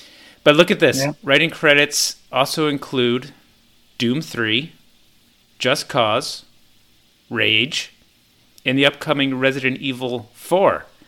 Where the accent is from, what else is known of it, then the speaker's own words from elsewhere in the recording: Ardsley, New York, United States; where I grew up in Ardsley, New York.